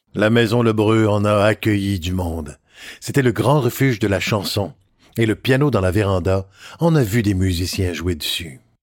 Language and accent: French; Montreal, Quebec, Canada; also born or lived in Petite-Vallée, Gaspésie; je suis un Gaspésien né à Montréal en 1963